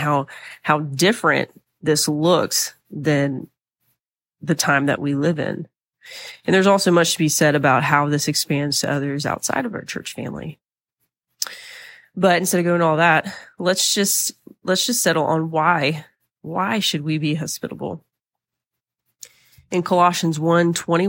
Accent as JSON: {"language": "English", "region": "the South", "country": "United States", "tie": "born or raised there", "said": "I'm from the South, been here my whole life"}